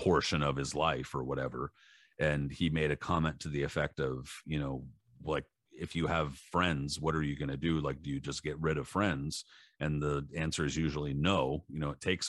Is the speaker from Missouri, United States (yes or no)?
no; San Diego, California, United States; I'm from San Diego